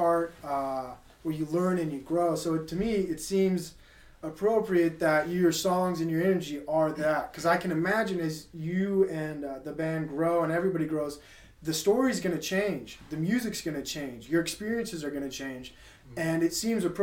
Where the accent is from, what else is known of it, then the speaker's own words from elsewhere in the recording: Utah, United States; growing up in Utah is different